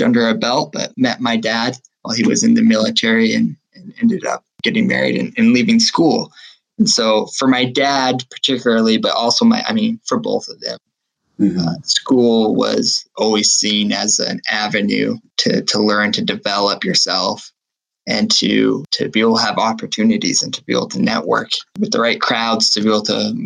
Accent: Massachusetts, United States; I grew up in Massachusetts.

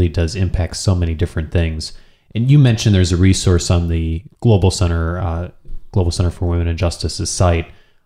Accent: United States; as an American

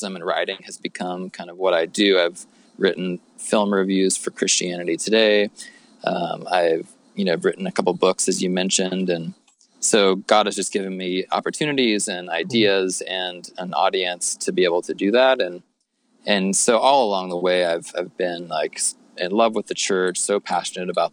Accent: Midwest of the U.S., United States; also born or lived in Oklahoma / Kansas; I grew up in the Midwest of the U.S., so Oklahoma, Kansas, kind of born and raised in the church

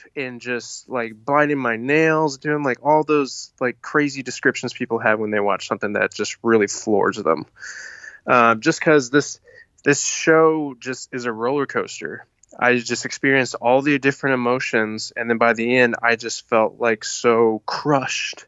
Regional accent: Denton, Texas, United States; I'm from Denton, Texas.

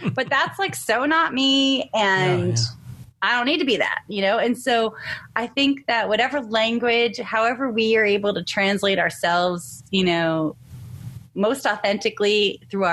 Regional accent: San Diego, California, United States; I'm from San Diego

